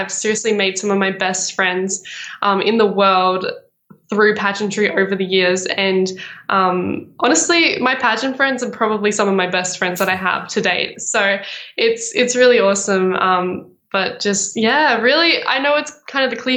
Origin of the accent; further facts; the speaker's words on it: Brisbane, Queensland, Australia; moved away as an adult; now in Melbourne, Australia; back in Brisbane, which is actually my hometown.